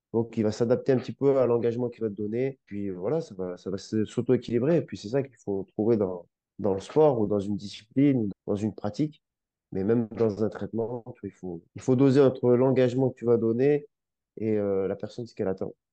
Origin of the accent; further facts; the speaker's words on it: Grenoble, Auvergne-Rhône-Alpes, France; moved away; Je viens de Grenoble, là, au ski tous les hivers et mes frères faisaient du ski